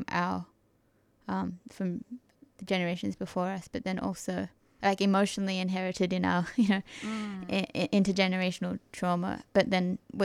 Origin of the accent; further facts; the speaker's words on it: Sydney, New South Wales, Australia; moved away as an adult; now in Melbourne, Australia; I grew up in Sydney, Gadigal country.